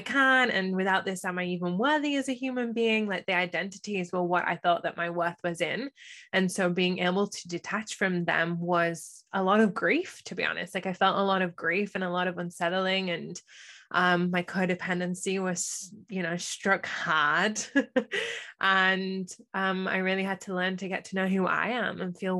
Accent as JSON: {"language": "English", "region": "England", "country": "United Kingdom", "also_born_or_lived": "United States", "moved": "as an adult", "said": "I am from England. I have just spent the last 4 years living in America, and now I'm a little bit nomadic"}